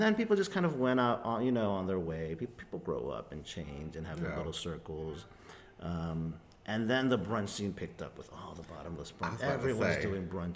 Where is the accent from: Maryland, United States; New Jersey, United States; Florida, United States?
Maryland, United States; Gaithersburg; first language Spanish; English is a second language; also born or lived in El Salvador / Miami / Washington, D.C.; I grew up in suburban Maryland